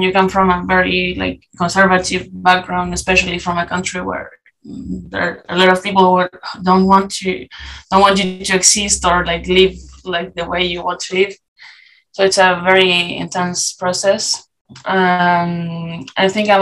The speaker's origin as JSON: {"language": "English", "country": "Chile", "second_language": "English", "moved": "yes", "lives_now": "Lille, France", "said": "we come from Chile"}